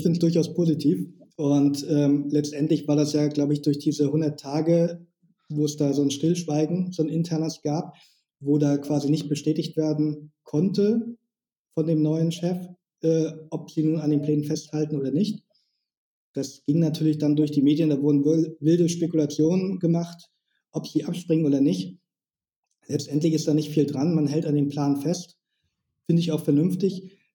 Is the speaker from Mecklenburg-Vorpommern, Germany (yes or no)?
yes; Schwerin, Mecklenburg-Vorpommern, Germany; now in Lübeck, Germany; ich wohne in Lübeck. Ursprünglich komme ich aus Schwerin ähm, aber jetzt schon seit Ewigkeit in Lübeck.